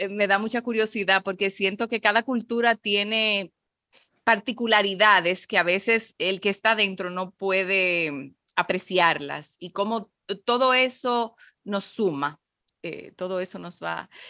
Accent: Mexico; now in Dominican Republic; soy mexicano y, mm, eh, vibro con estos sabores y me, encanta poder eh, satisfacer a la gente de mi tierra con, con estos sabores, que, aún fuera de ella.

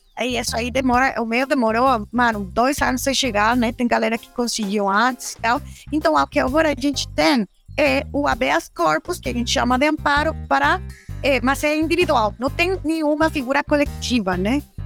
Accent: Michoacán, Mexico; Portuguese is a second language; moved away; Eu sou mexicana, eu sou michoacana que é um estado é, é, produtor de maconha

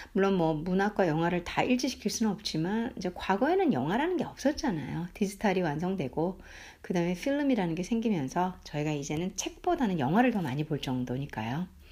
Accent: South Korea

